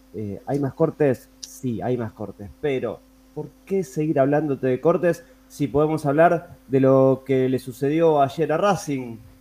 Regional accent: Avellaneda, Buenos Aires Province, Argentina; nosotros también ambos somos de Avellaneda

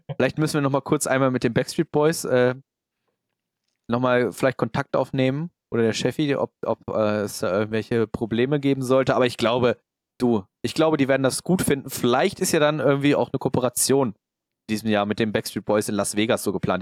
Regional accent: Hanover, Lower Saxony, Germany; bei uns in Hannover

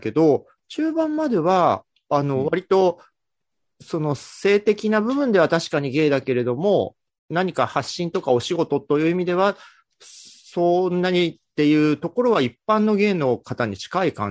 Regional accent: Gifu, Japan; moved away as an adult; also born or lived in Tokyo; 岐阜にいる高校生

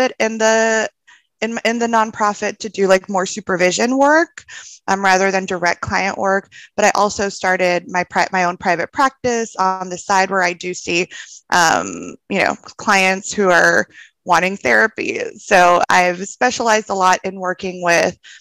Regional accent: El Salvador; moved away as an adult; now in Austin, United States; I'm originally from El Salvador. My parents and my brother still live back there, and I moved to Austin for grad school

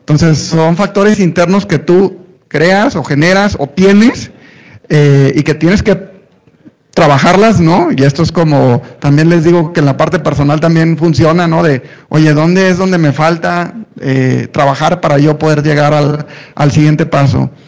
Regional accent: Tampico, Tamaulipas, Mexico; also born or lived in Monterrey; now in Mexico City, Mexico; Y luego me vine a Ciudad de México, si no hay en el acento regio o norteño, es porque estuve 20 años en Monterrey, soy de Tampico, Tamaulipas, no, no me maten, este, soy de Tampico

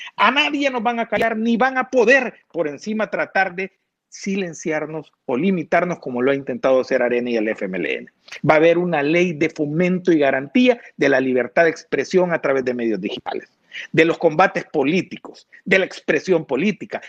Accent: El Salvador; also born or lived in San Miguel, El Salvador; somos salvadoreños

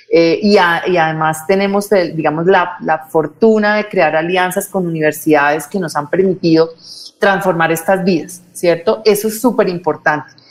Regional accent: Colombia; necesitamos eh, de este tipo de iniciativas en Colombia porque estamos solos y nos sentimos solos como colombianos, como ciudadanos

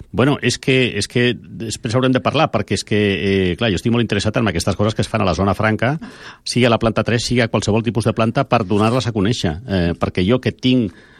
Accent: Barcelona, Catalonia, Spain; sóc de Barcelona, m'agrada Barcelona

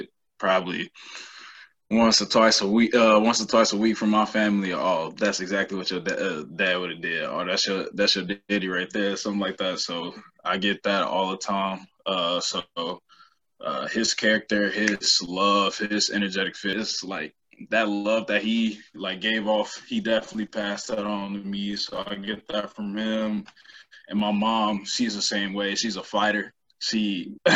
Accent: Chicago, Illinois, United States; I'm black dude from the South Side of Chicago

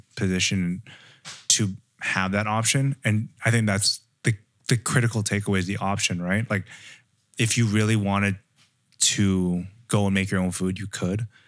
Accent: Canada; I grew up in Canada

